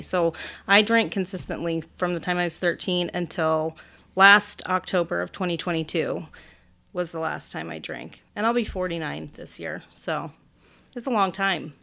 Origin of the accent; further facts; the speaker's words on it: central Illinois, United States; also born or lived in Oakland, California; now in Arizona, United States; I was born in Oakland, but when I was six weeks old, we moved to Illinois, like, central Illinois, so m, mainly farmlands